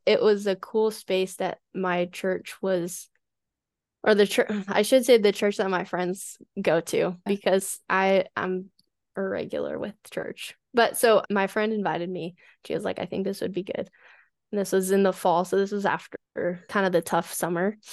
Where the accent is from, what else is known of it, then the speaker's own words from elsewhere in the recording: Colorado, United States; moved away as an adult; also born or lived in San Diego, California; I moved back home to Colorado over the summer